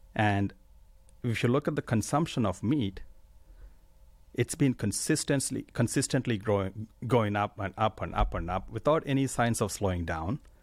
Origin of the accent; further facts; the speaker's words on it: India; moved away as an adult; I grew up in India.